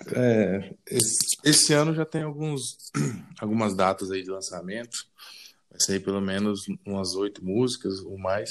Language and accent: Portuguese; Paraíso do Tocantins, Tocantins, Brazil; Sou natural do Tocantins, Paraíso do Tocantins